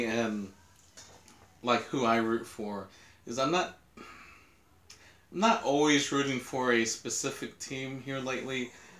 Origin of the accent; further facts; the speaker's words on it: Los Angeles, California, United States; born there; No, I was born in Los Angeles.